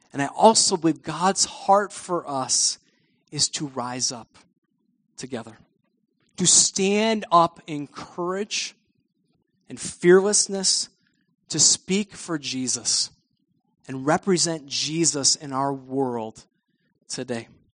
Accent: United States; us as American Christians.

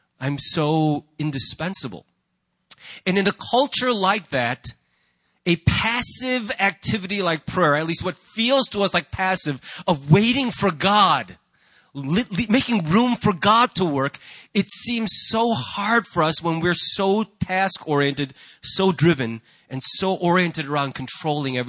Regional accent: United States; as an American

